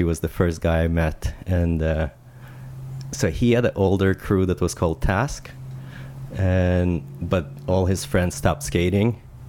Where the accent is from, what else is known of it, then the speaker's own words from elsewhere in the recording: Israel; moved away as an adult; also born or lived in Russia / Toronto, Canada; now in Vancouver, Canada; So born in Russia and then my parents moved to Israel when I was 7 years old.